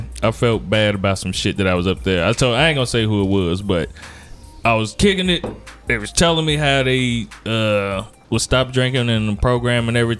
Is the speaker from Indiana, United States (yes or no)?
yes; Gary, Indiana, United States; Because I'm from Gary